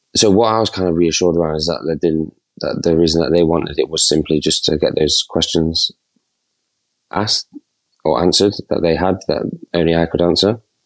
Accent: Nottingham, East Midlands, United Kingdom; I'm from Not- Nottingham

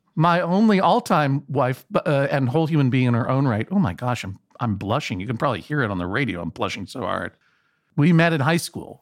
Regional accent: Brookline, Massachusetts, United States; I'm from Brookline, Massachusetts, the home of Conan O'Brien, the hometown of Conan O'Brien

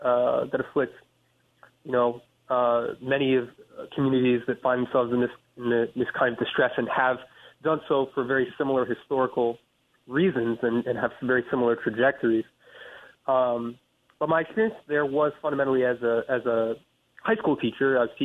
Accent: Paris, France; important thing that happened was that we moved to Paris, France, when I was about 8 years old. And so I grew up in France.

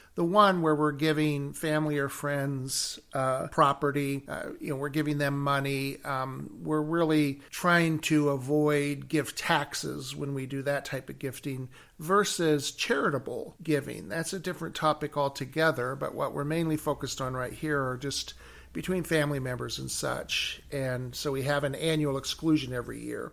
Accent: Chicago, Illinois, United States; I'm from Chicago

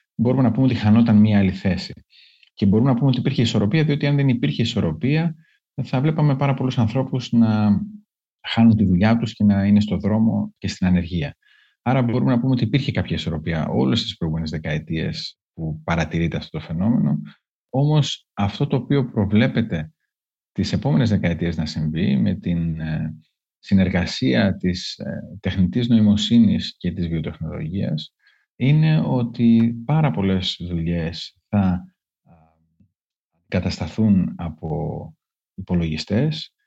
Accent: Greece; ως Έλληνες

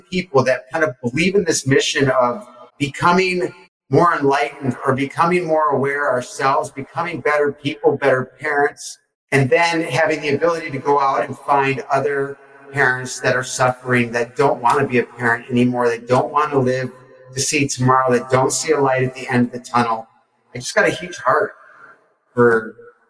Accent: Detroit, Michigan, United States; And I'm from Detroit.

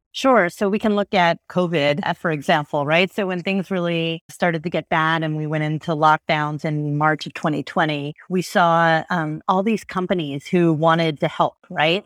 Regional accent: suburb of New York, United States; I grew up in a pretty homogeneous suburb of New York

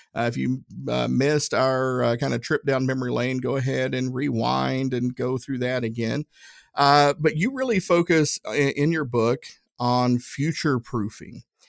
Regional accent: Tennessee, United States; I'm from Tennessee

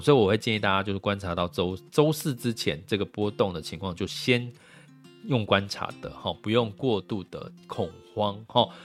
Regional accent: Taiwan; 我们台湾人

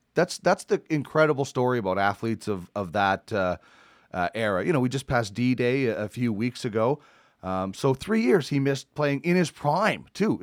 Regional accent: Manitoba, Canada; I'm from Manitoba.

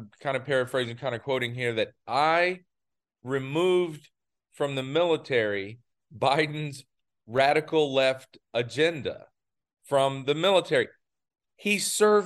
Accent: United States; right outside of my hometown in North South Carolina, right there on the state line.

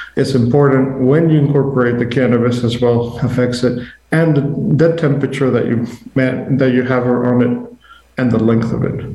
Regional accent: Mexico; moved away; I'm originally from Mexico

